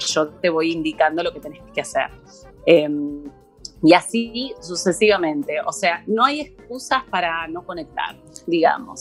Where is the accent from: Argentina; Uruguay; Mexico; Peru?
Argentina; La Plata, Buenos Aires Province; moved away as an adult; now in Buenos Aires, Argentina; yo soy de La Plata, vine a vivir a Buenos Aires